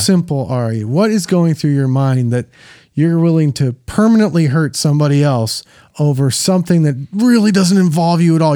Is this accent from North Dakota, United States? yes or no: no; Minneapolis, Minnesota, United States; in my hometown